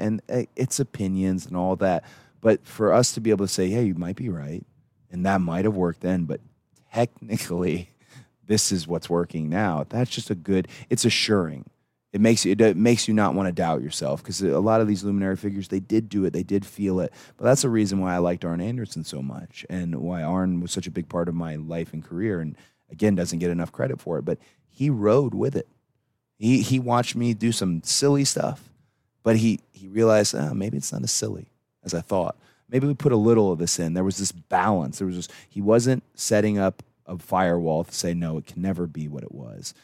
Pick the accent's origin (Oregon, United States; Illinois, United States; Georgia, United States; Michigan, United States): Georgia, United States; Atlanta; It was the first time my hometown was really my hometown.